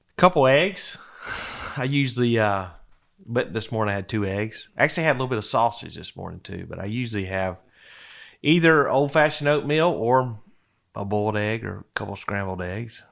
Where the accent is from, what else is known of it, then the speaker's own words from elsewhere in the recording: DeFuniak Springs, Florida, United States; moved away as an adult; also born or lived in Tallahassee, Florida; now in Wake Forest, United States; I'm originally from the Panhandle of Florida. Little town in Walton County, just over the bay from Destin, Defuniac Springs, Florida